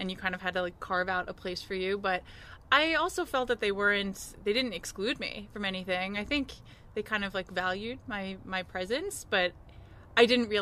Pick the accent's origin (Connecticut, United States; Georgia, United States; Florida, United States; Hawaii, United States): Connecticut, United States; now in Colorado, United States; I grew up in Connecticut